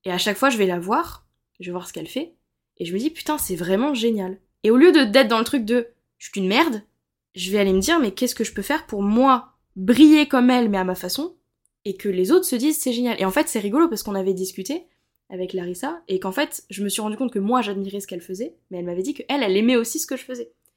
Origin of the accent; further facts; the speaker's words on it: Montpellier, Occitania, France; je suis de Montpellier